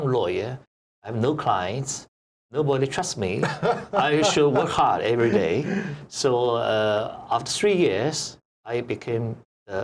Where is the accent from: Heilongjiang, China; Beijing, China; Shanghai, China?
Shanghai, China; I was born in Shanghai. I'm a typical Shanghai lander. In Shanghai dialect, we call it Sahening.